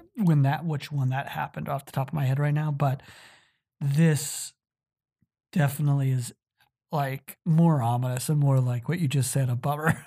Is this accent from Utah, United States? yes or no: yes; Utah, United States; Utah, my home state